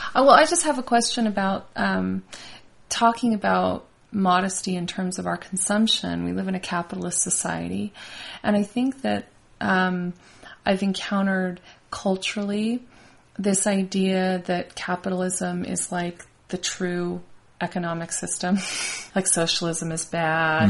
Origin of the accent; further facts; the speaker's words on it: Las Vegas, Nevada, United States; moved away; also born or lived in Bozeman; I grew up in Vegas